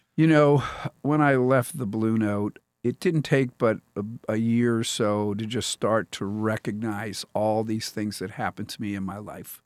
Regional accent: Pennsylvania, United States; now in Columbia, Missouri, United States; I grew up in Pennsylvania.

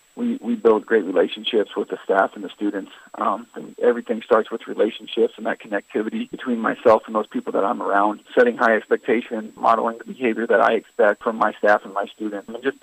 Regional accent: Southwest Iowa, United States; I'm from Southwest Iowa, so I know the area pretty well.

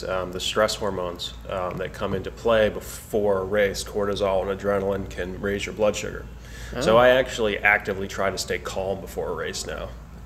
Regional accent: Andover, New Hampshire, United States; I grew up in a small town, Andover, New Hampshire, a couple thousand people

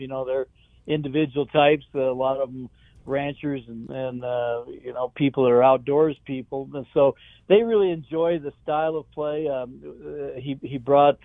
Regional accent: Cheyenne, Wyoming, United States; also born or lived in Laramie, Wyoming; I'm from Cheyenne, which is uh, 45 miles to the east of, of Laramie

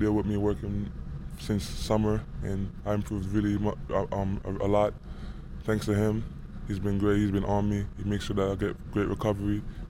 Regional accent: New York, United States; And he's from New Jersey, but I'm from New York, so I used to watch him when I was younger.

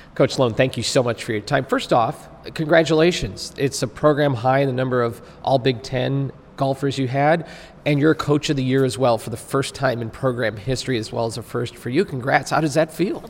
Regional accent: Naperville, Illinois, United States; I'm from Naperville, Illinois

